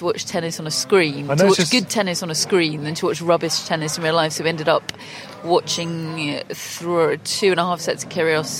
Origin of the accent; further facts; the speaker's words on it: Australia; we're just not going to let you pass because we don't fancy it and we're Australian and we like to tell people they can't do things over here.